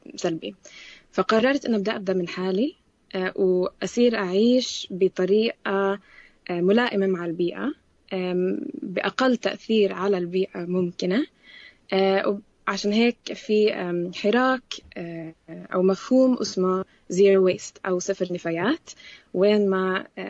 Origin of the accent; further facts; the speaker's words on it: Jerusalem, Palestine; also born or lived in Amman, Jordan; أنا بنت القدس تربيت طول, طول عمري بالقدس بين القدس وعمان